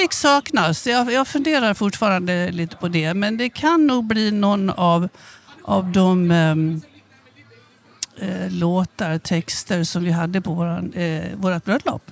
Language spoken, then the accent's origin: Swedish; Avesta, Dalarna County, Sweden; accent: dalmål; moved away as an adult; also born or lived in Stockholm; now in Skåne, Sweden; Jag kommer från Avesta